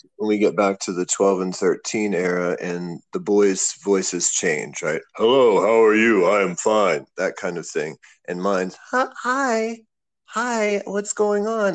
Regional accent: Clearfield, Pennsylvania, United States; moved away as an adult; also born or lived in Pittsburgh, Pennsylvania; now in Cambodia; I grew up in a small town called Clearfield on Interstate 80, about two and a half hours from Pittsburgh

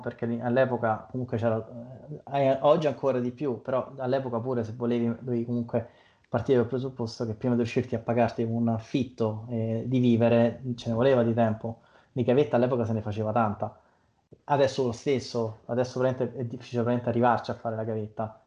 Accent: Monterotondo, Lazio, Italy; io vengo dalla provincia di Roma, eh, in particolare da Montrotondo

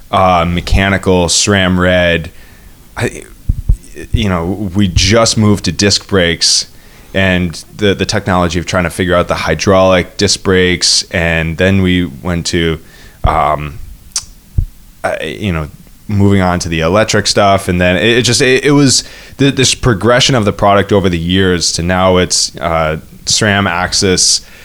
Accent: New England, United States; And that's I mean, growing up in the Northeast, we definitely had uh, a lot of uh, was it you know you don't like the weather in New England, wait five minutes.

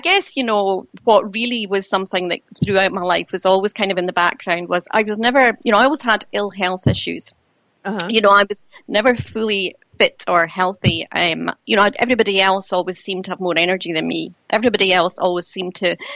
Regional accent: Dunfermline, Scotland, United Kingdom; also born or lived in Spain; I was born in Dunfermline in Fife in Scotland

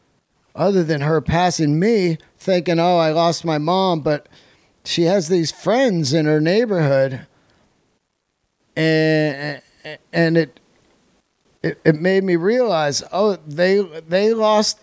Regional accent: Yosemite, California, United States; I was born in Yosemite

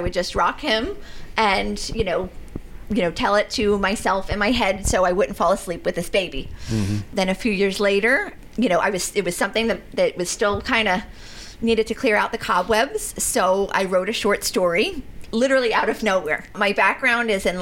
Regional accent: New Jersey, United States; I grew up in South Jersey

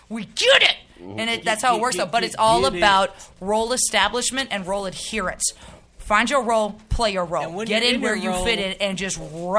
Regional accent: Springfield, Missouri, United States; now in St. Louis, United States; I went to Springfield, Missouri to go see my homegirl because that's my hometown. Me and Rico, we're from there, 3 hours from here.

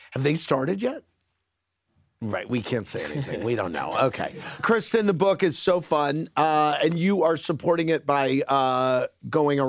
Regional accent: St. Louis, Missouri, United States; my hometown of St. Louis

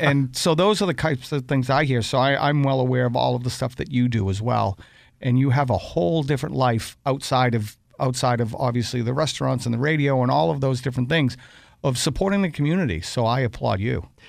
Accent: Boston, Massachusetts, United States; growing up in Dorchester

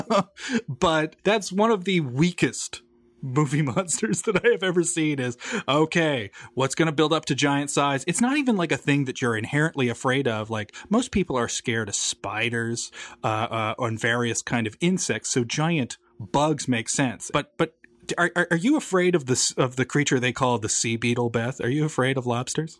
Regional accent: Newfoundland and Labrador, Canada; I was born and raised in Newfoundland

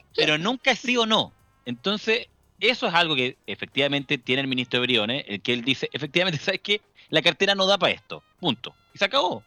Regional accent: Chile; cómo somos nosotros los chilenos

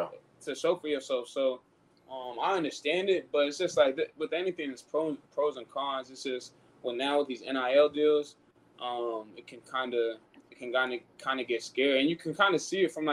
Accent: Nigeria; Yeah, so with me being Nigerian, man.

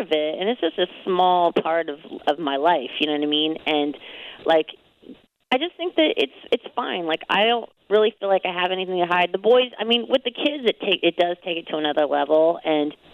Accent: Anaheim, California, United States; I'm from Anaheim

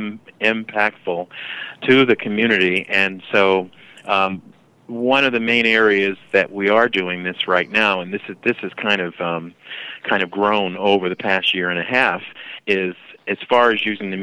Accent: New York City, New York, United States; moved away; I'm originally from New York City

